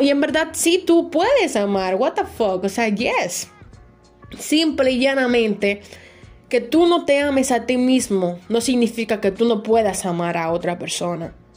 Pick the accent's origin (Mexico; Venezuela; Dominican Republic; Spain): Dominican Republic; aquí en mi país, República Dominicana